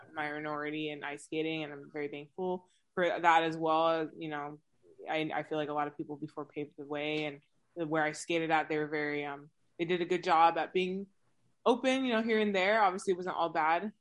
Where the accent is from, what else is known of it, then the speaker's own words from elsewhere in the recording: West Coast, United States; So I'm located, or I'm from the West Coast